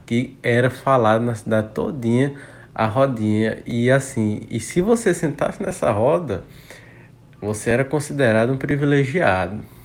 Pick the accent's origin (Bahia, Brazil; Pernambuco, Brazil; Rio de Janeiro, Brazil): Bahia, Brazil; Campo Alegre de Lourdes; now in Teresina, Brazil; sou criado da Bahia e moro atualmente no Império de Teresina, Piauí